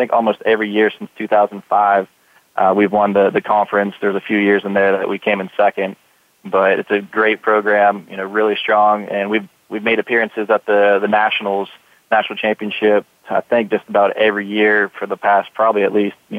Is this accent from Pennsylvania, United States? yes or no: yes; Pennsylvania, United States; moved away as an adult; now in Anniston, United States; I'm actually from Pennsylvania, so it's a lot warmer down here.